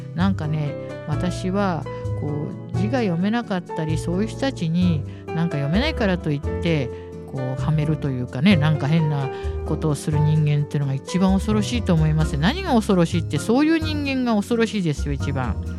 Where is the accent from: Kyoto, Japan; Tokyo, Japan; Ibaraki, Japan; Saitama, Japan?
Tokyo, Japan; also born or lived in Niger; 私の生まれ育ったあの引舟図書引という場所にあるあの引舟図書館